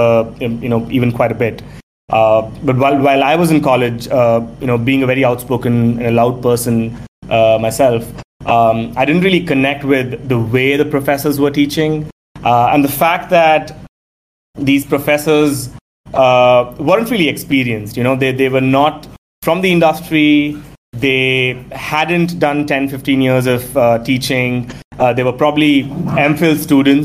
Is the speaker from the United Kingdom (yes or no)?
no; Delhi, India; I'm a Tamilian by birth, but was born and raised in Delhi